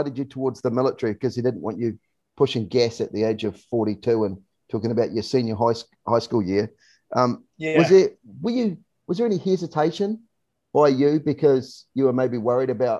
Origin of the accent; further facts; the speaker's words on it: New Zealand; In New Zealand, we call them mums, not moms as well